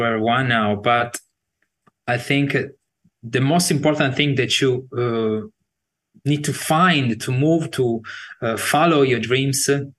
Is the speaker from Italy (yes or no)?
yes; Sardinia, Italy; now in Bologna, Italy; In Sardinia. It's a big island in the Mediterranean Sea. One of the big, like Sicily and Sardinia.